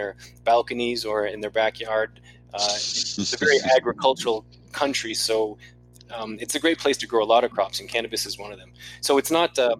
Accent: Maine, United States; my home state of Maine

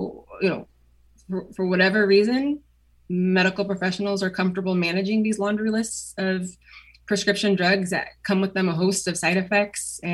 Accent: Portland, Oregon, United States; also born or lived in Beaverton, Oregon / West Linn, Oregon / Durham, North Carolina; I grew up in Oregon. See, I was born in Portland

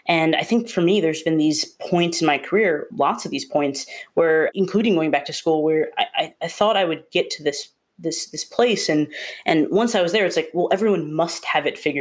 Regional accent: Wisconsin, United States; moved away as an adult; also born or lived in Rhode Island; I'm from Wisconsin, and I went to school in Rhode Island

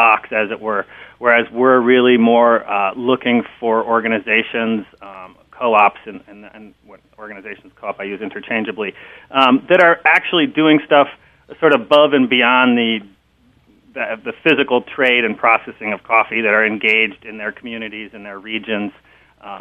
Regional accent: Minneapolis, Minnesota, United States; moved away as an adult; also born or lived in Wisconsin / California; I grew up actually in Minneapolis

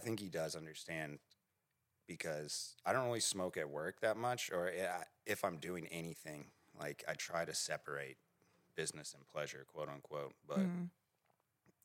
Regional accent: Edmond, Oklahoma, United States; I'm from Edmond.

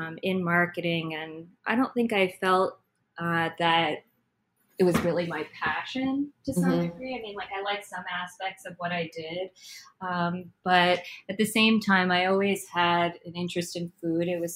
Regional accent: New Jersey, United States; now in Brooklyn, United States; I was born and brought up in Jersey

